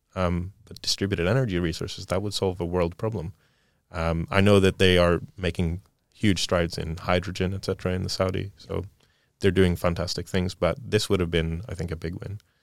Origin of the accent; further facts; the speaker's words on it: Sweden; moved away; growing up in Sweden